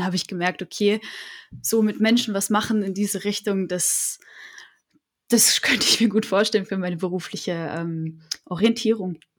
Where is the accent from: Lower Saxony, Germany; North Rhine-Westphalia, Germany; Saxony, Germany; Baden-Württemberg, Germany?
Baden-Württemberg, Germany; Freiburg; ich komme aus Freiburg, und habe dort auch mein Abitur gemacht.